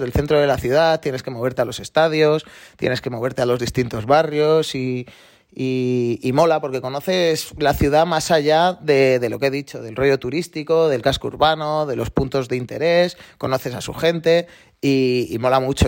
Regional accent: Galapagar, Community of Madrid, Spain; del Galapagar, del equipo de mi pueblo allí en Madrid

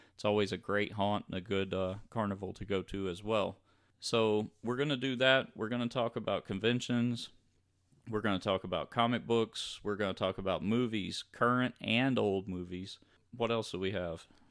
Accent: Louisiana, United States; we grew up in Louisiana

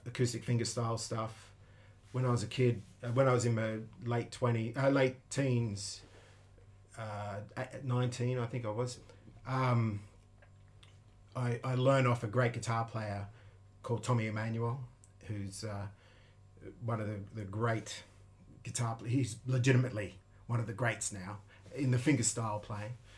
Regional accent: Sydney, New South Wales, Australia; now in Tokyo, Japan; I'm from the northwestern part of Sydney, a place called the Hills District.

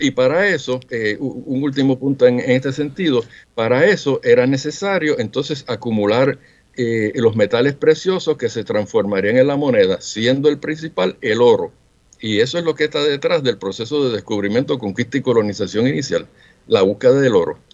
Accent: Mayagüez, Puerto Rico; mi ciudad natal de Mayagüez

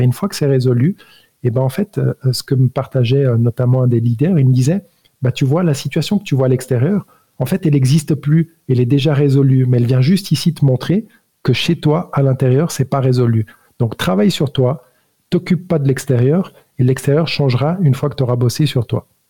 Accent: Switzerland; also born or lived in Italy; je suis né italien, homme en Suisse, d'éducation catholique

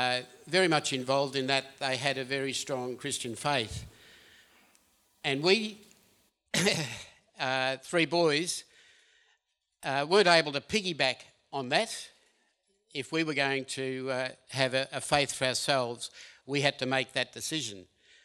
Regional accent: Bendigo, Victoria, Australia; I was one of three boys with mum and dad. We grew up in Bendigo and we attended a Methodist church there.

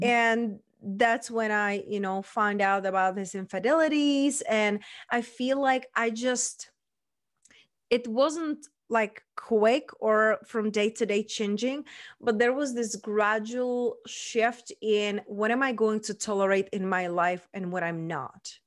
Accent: Czechia; accent: mixed; English is a second language; moved away as an adult; also born or lived in London / Spain; now in Las Vegas, United States; So raised and born, I was in Czech Republic

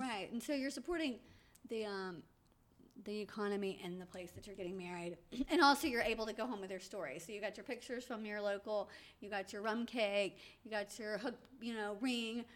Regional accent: Atlanta, Georgia, United States; I was born in Atlanta

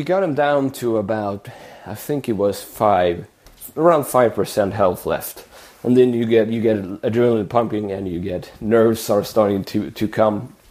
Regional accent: Sweden; my hometown in the countryside

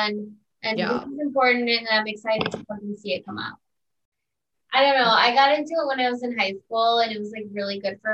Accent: Highland, Indiana, United States; I'm from Highland, Indiana. I'm from 15 minutes away from there, born and raised

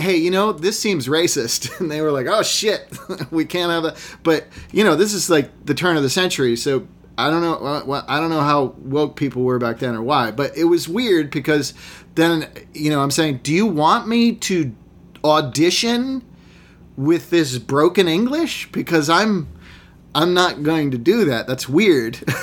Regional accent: Massachusetts, United States; I grew up in Massachusetts in a small, wealthy, almost entirely white town

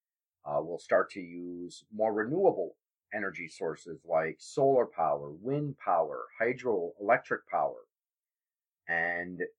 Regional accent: Wisconsin, United States; my home state of Wisconsin

